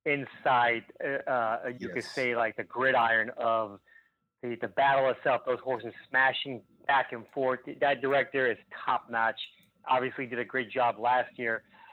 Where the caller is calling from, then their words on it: Plantation, Florida, United States; How you doing, guys? … from Plantation, Florida.